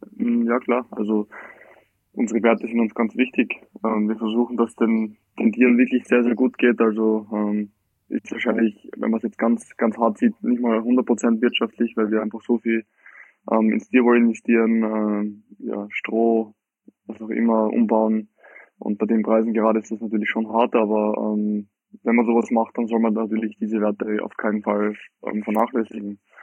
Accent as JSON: {"language": "German", "town": "Graz", "region": "Styria", "country": "Austria", "tie": "born or raised there", "said": "ich bin, äh, Österreicher, geboren in Graz, also in der schönen Steiermark."}